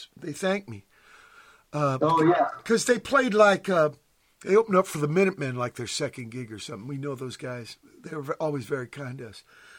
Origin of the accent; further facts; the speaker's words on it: Virginia, United States; now in San Pedro, United States; look where I live in fucking Pedro, right? When I came here from Virginia.